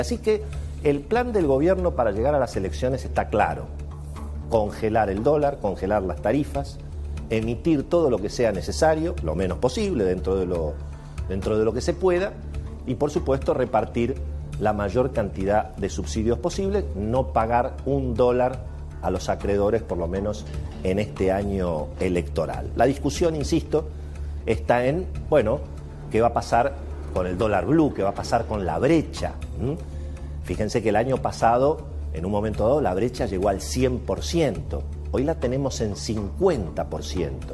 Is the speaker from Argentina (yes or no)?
yes; Argentina; como somos los argentinos cuando viajamos